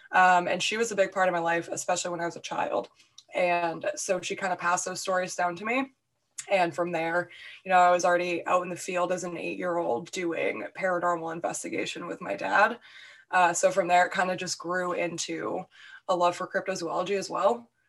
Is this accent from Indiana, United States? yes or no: no; New Hampshire, United States; I'm pretty open about the fact that I'm from New Hampshire